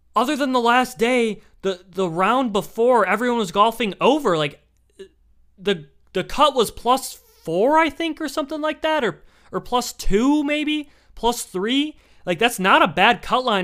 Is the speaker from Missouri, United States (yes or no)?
no; Michigan, United States; I'm just from Michigan.